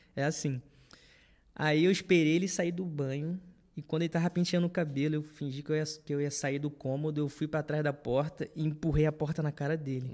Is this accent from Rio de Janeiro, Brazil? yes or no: yes; Rio de Janeiro, Brazil; also born or lived in Olaria; hoje eu moro em Olaria, mas antigamente eu morava em Bom Sucesso com os meus pais, próximo aqui da igreja